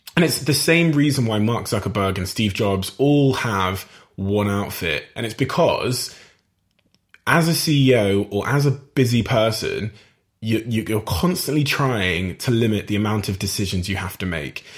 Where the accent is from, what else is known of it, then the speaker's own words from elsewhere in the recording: Plymouth, South West England, United Kingdom; my hometown Plymouth in Devon and Cornwall